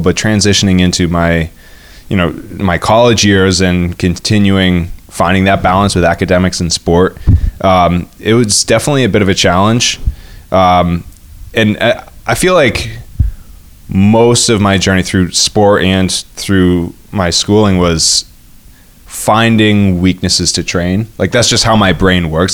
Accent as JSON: {"language": "English", "town": "Duanesburg", "region": "New York", "country": "United States", "tie": "born or raised there", "also_born_or_lived": "north of Boston", "moved": "as an adult", "lives_now": "Boston area, United States", "said": "I grew up in Duanesburg, New York. It's a very, uh, it, it's more rural, upstate New York."}